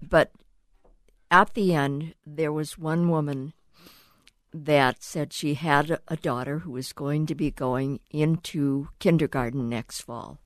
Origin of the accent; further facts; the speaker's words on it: Cleveland, Ohio, United States; I grew up actually in Cleveland, Ohio, in my backyard was a huge railroad yard